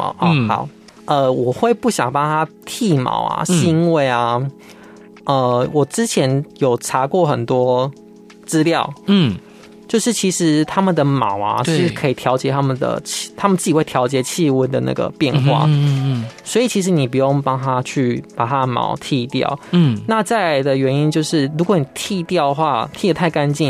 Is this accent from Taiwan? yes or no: yes; central Taiwan, Taiwan; 因为因为中部是我生我的土生土长的地方嘛